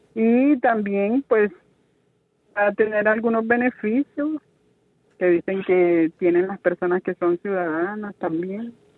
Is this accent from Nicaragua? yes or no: yes; Nicaragua; moved away as an adult; also born or lived in Miami, United States; now in United States; Yo viajé Nicaragua, de mi país natal, a Guatemala en avión